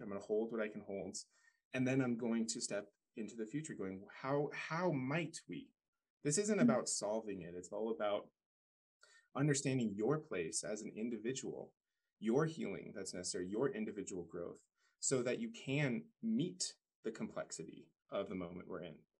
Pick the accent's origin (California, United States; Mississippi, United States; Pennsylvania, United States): California, United States; Paradise; I grew up in Paradise, California, or right around there. Went to high school there